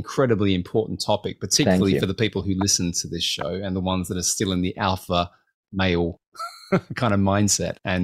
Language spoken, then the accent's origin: English; Australia; I'm Australian